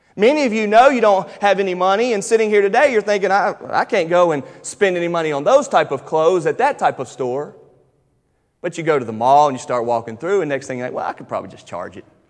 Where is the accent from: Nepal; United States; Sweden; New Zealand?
United States; I'm American and I'm a Fairdelian